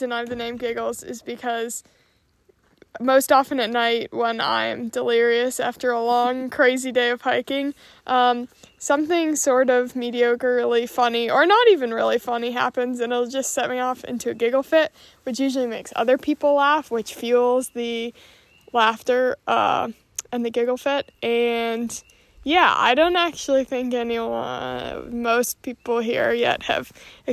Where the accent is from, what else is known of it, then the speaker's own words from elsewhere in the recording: Massachusetts, United States; now in Vermont, United States; I grew up in Massachusetts, but I live in Vermont now and call it home.